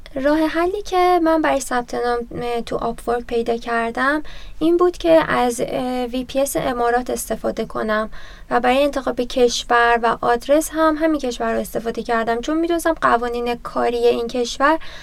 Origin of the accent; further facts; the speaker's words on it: Tabriz, East Azerbaijan, Iran; now in Tehran, Iran; توی تبریز به دنیا اومدم اما ساکن تهرانم